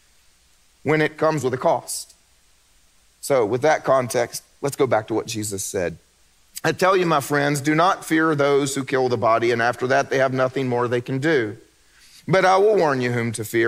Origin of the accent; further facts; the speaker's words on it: the Bible Belt, United States; I grew up in the Bible Belt